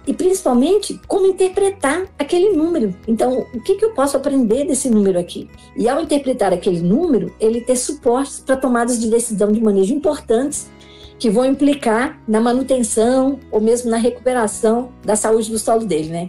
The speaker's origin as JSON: {"language": "Portuguese", "town": "Brasília", "region": "Federal District", "country": "Brazil", "tie": "born or raised there", "said": "eu sou aqui de Brasília, sou filha de é, lavradores. O pessoal saiu do Goiás, saiu da roça, veio para Brasília para ajudar na construção da capital. Eu nasci em 1966, sou candanga"}